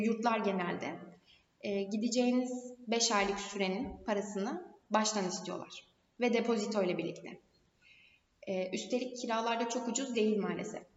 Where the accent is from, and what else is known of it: Turkey